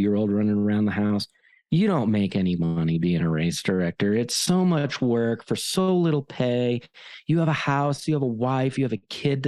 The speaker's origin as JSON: {"language": "English", "region": "East Coast", "country": "United States", "moved": "as an adult", "lives_now": "Colorado, United States", "said": "I come from the East Coast, the Beast Coast, where ultra running is meant to be hard"}